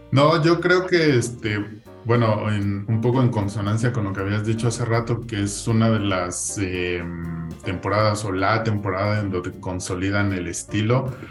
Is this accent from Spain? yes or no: no; Mexico; como mexicanos